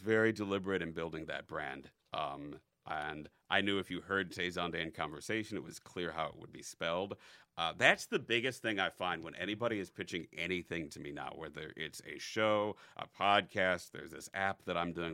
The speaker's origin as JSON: {"language": "English", "area": "North Chicago suburbs", "region": "Illinois", "country": "United States", "tie": "born or raised there", "also_born_or_lived": "Cassopolis, Michigan", "said": "the North Chicago suburbs, mm-hmm. um, Elgin, Schaumburg, Bartlett, Evanston, kind of bounced around"}